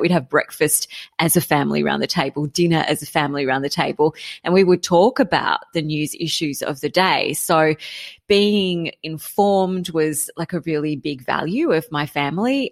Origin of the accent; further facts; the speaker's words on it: Canberra, Australian Capital Territory, Australia; I grew up in Canberra